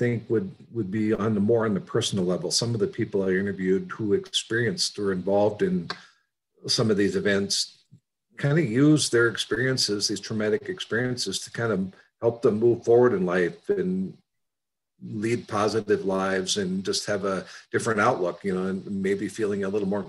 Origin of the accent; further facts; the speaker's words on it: Malta, Montana, United States; also born or lived in Bitterroot Valley, Montana / Great Falls, Montana / Helena, Montana / Flathead, Montana; I grew up on the High Line in Malta, Montana, where my family owned a weekly newspaper